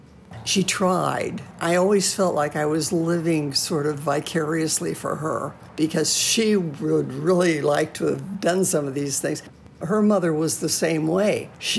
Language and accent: English; Washington, United States; also born or lived in West Coast; Probably Washington State, coastal Washington State.